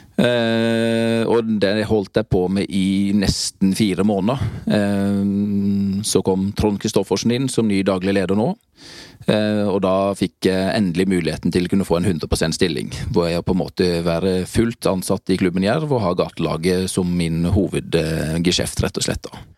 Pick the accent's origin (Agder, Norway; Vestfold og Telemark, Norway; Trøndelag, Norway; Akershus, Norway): Agder, Norway; Grimstad; moved away as an adult; født og oppvokst i Grimstad